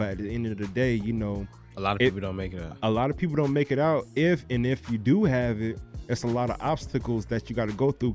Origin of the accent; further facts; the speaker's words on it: Broward County, Florida, United States; I'm from Broward